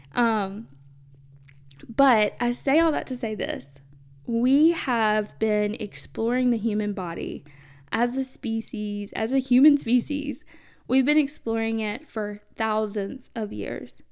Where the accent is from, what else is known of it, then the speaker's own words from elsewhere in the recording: the South, United States; growing up in the South